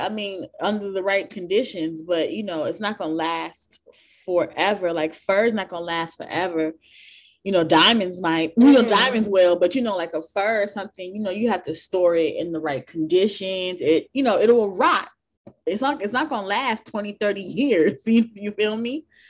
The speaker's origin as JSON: {"language": "English", "country": "Jamaica", "said": "I'm like Jamaican, but I come from a different generation"}